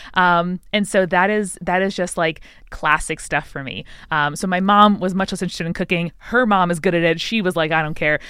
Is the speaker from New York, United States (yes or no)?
yes; Long Island, New York, United States; I grew up in Long Island, uh, a suburb of New York City